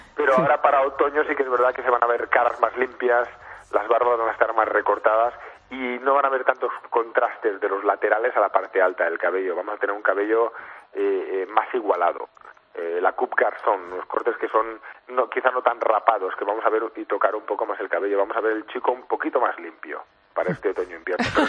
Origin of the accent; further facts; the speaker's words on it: Spain; nos caracteriza mucho como españoles